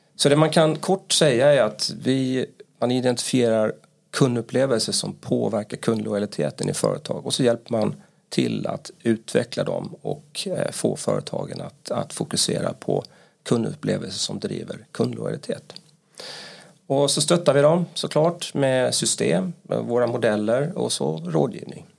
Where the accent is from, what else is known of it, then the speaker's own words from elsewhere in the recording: Halmstad, Halland County, Sweden; accent: Halmstad dialect; now in Stockholm, Sweden; Jag kommer från Halmstad kanske kommer höras på min eh, dialekt